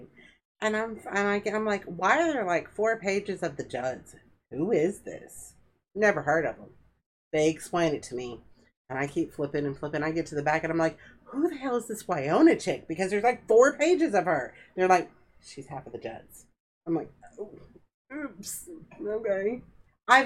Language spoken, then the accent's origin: English; Houston, Texas, United States; moved away as an adult; I grew up in Houston